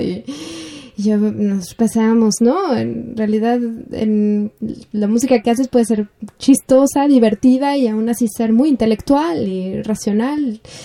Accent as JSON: {"language": "Spanish", "country": "Mexico", "moved": "yes", "said": "Yo, yo soy orgullosamente mexicana"}